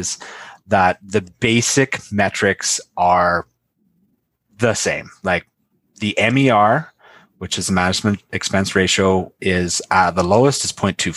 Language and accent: English; Canada